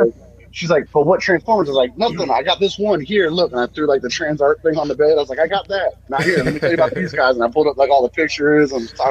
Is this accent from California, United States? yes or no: no; Tampa, Florida, United States; I grew up in Tampa.